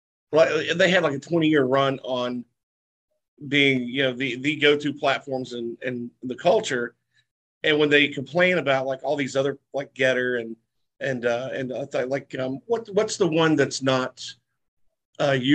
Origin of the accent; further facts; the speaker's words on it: the South, United States; I'm from the South